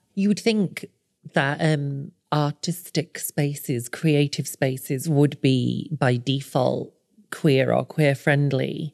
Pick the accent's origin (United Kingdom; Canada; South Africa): United Kingdom; the north of England; moved away; I am an author originally from the north, but now I live on the south coast